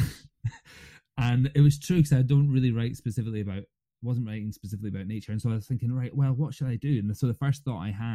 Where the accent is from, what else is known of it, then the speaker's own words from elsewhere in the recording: East Coast of Scotland, United Kingdom; also born or lived in Fife, Scotland / London; now in Eigg, United Kingdom; I'm not from Egg originally. I'm from the East Coast